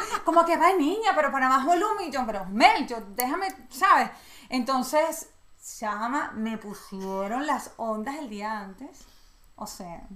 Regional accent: Venezuela; Yo soy totalmente venezolana

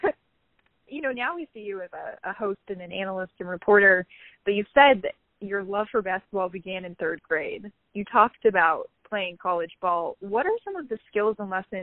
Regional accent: Illinois, United States; I'm from Illinois

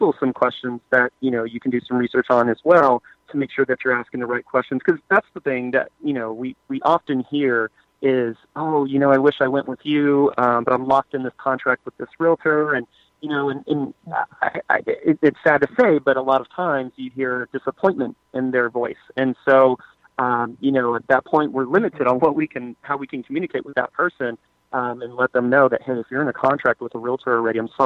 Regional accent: San Antonio, Texas, United States; born and raised in San Antonio.

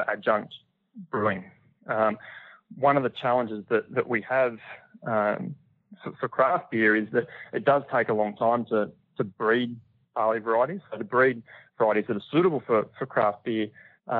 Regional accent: Bright, Victoria, Australia; over here in my hometown

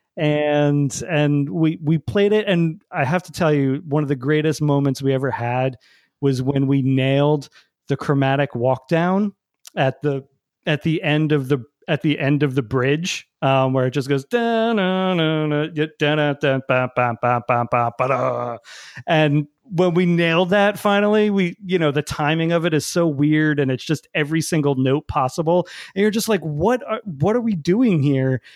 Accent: New Jersey, United States; growing up in New Jersey

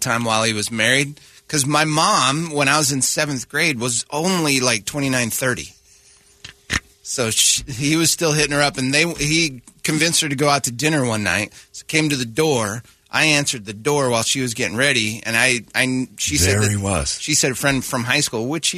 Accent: Three Forks, Montana, United States; also born or lived in Wyoming / Spokane, Washington; my hometown of Three Forks

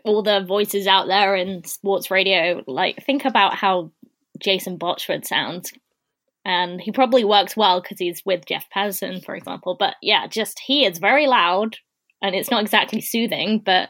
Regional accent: United Kingdom; accent: British; Yeah, if you heard other British accents, you wouldn't find mine so appealing.

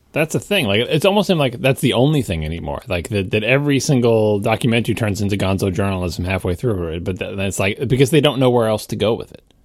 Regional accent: New York, United States; I'm a New Yorker

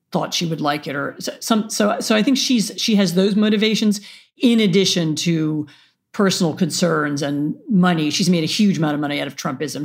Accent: Washington, District of Columbia, United States; moved away; I grew up in Washington, D C

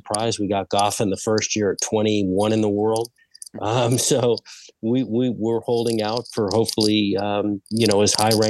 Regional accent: Phoenix, Arizona, United States; also born or lived in Texas; I grew up here in Phoenix

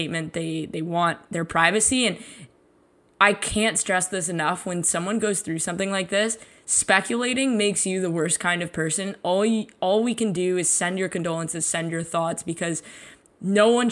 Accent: Toronto, Ontario, Canada; I was born and raised in Toronto in a Leafs family

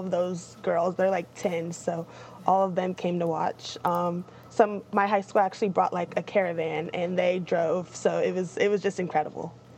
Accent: Topeka, Kansas, United States; I'm from Topeka

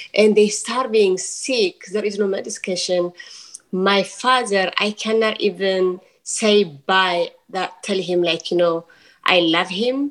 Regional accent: Tigray, Ethiopia; now in Oakland, United States; I'm from Tigray, which is the North Ethiopia

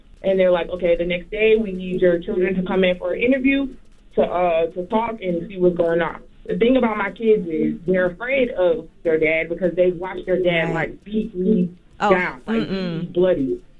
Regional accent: Florida, United States; I'm from Florida.

